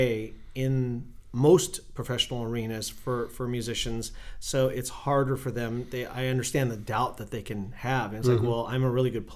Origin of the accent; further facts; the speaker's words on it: Newhall, California, United States; I grew up and was raised in Newhall